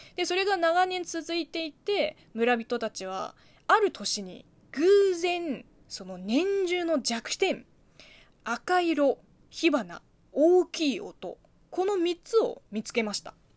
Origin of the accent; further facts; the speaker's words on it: China; Japanese is a second language; moved away; うちの地元は絶対にないとは言い切れないけど、うちはやらないですね